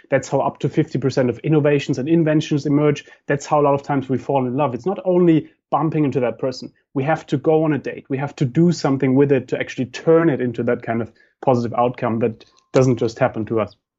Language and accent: English; Germany; moved away; I come from Germany